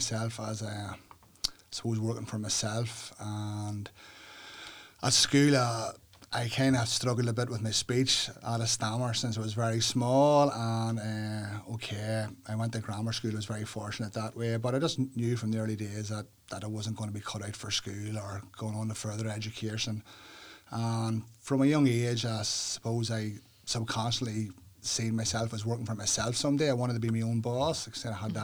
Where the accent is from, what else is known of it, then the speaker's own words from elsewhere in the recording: Northern Ireland, United Kingdom; Growing up in Northern Ireland, especially here in Uri